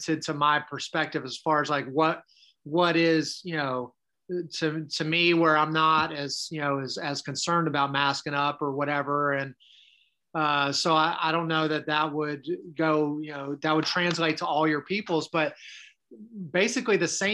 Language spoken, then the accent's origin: English; Maryland, United States; moved away; my hometown up in Maryland